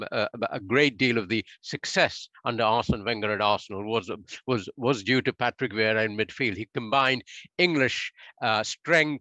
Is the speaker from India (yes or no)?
yes; India; moved away; I grew up in India, and I played football at my Jesuit school.